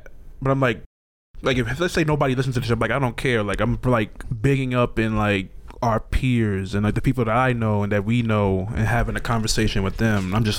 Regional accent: New York City, New York, United States; I grew up in New York

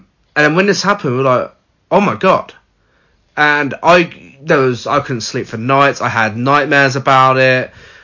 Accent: United Kingdom; we're British

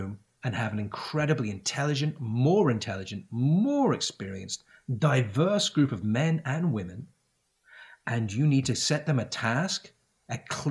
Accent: Isle of Man; also born or lived in United Kingdom / France; now in United States; growing up on the Isle of Man

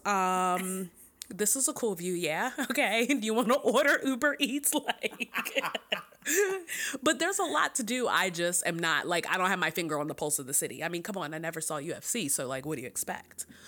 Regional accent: Philadelphia, Pennsylvania, United States; I am from Philly

